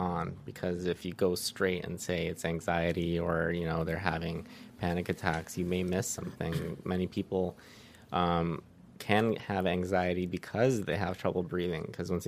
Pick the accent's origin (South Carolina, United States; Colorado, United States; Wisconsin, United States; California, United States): California, United States; the Valley; also born or lived in Riverside, California / Santa Barbara, California; born and raised in the Valley, went to AGBU for preschool, middle school, high school. I went to El Camino, and then college I went to UC Riverside